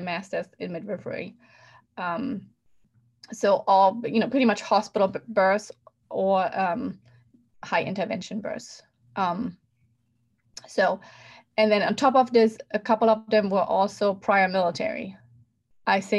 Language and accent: English; Germany; moved away; I grew up in Germany